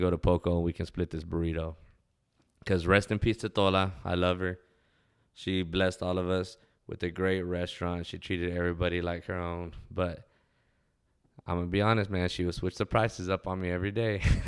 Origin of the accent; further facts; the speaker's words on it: Ozona, Texas, United States; when I was a kid enjoying growing up in Ozona